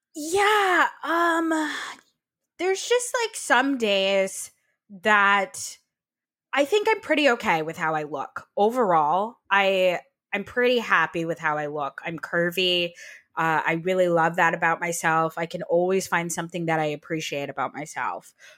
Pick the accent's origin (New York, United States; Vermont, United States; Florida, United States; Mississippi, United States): Vermont, United States; I'm from Vermont